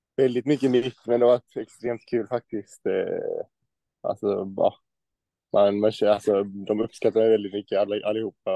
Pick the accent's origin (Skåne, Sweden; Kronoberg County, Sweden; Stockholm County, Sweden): Kronoberg County, Sweden; Växjö; moved away; Jag är från Växjö